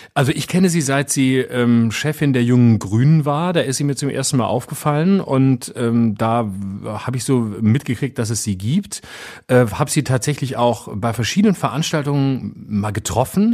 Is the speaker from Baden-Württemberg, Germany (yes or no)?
yes; Baden-Württemberg, Germany; moved away; in äh, Achern in Baden-Württemberg, in meiner Heimat, in der Nähe von Offenburg